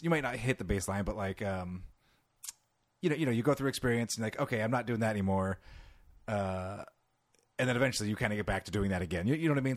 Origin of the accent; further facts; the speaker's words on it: California, United States; accent: California; I'm from California